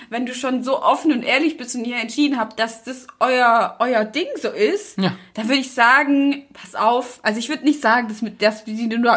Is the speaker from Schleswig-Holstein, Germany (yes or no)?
no; Brandenburg, Germany; Nee, ich komme aus Brandenburg.